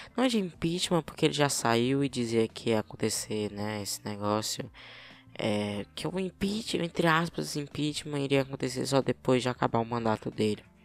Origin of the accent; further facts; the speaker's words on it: Piauí, Brazil; accent: piauiense; Aqui, né, no Piauí, meu estado